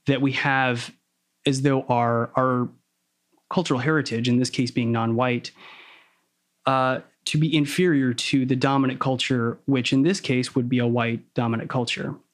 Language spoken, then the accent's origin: English; the South, United States; I grew up in the South.